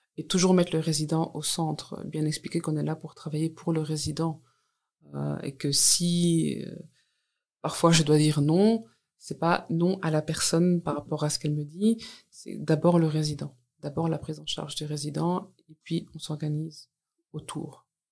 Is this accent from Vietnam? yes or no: no; Walloon Brabant, Wallonia, Belgium; also born or lived in Brussels; je suis née dans le Brabant wallon et je travaille maintenant à Bruxelles